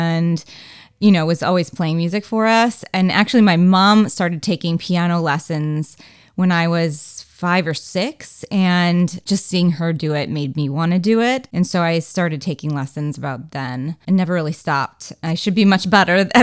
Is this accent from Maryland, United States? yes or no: no; Racine, Wisconsin, United States; moved away as an adult; also born or lived in Syracuse / New York / Los Angeles; I grew up in Racine, Wisconsin